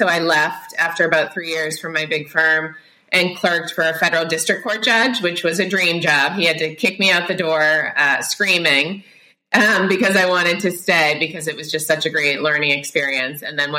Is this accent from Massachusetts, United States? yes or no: yes; Boston, Massachusetts, United States; also born or lived in Philadelphia; I'm from the Boston area. I went to college out down in Philadelphia, wanted to come back.